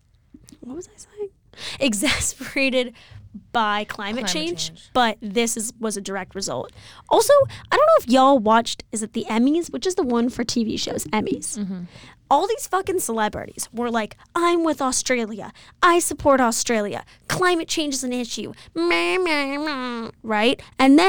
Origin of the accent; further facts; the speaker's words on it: India; As an Indian, not a huge fan of the British.